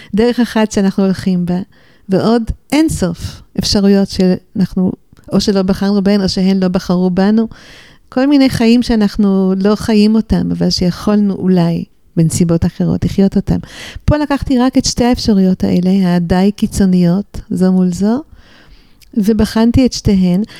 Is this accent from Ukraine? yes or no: no; Jerusalem, Jerusalem District, Israel; also born or lived in New York, United States / Golan Heights / Beit She'an Valley / Beit El; נולדתי בירושלים. גדלתי בירושלים ובניו יורק לסירוגין, כי הוריי היו קשורים גם לאמריקה, אז נסענו הלוך וחזור